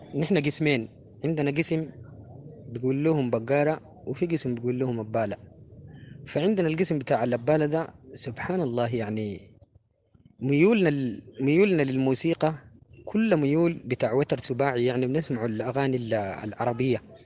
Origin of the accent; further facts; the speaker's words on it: Sudan; نحن السودان دي باعتبارها قارة يعني فيها لهجات